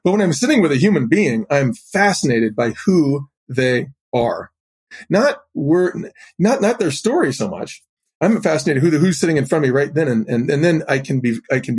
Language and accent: English; Boulder, Colorado, United States; I grew up in Boulder, Colorado